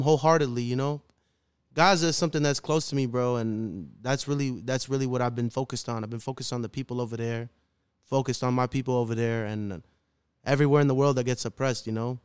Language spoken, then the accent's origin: English; Chicago, Illinois, United States; I'm born and raised in the city of Chicago, the city of the wind, as they call it, Chirac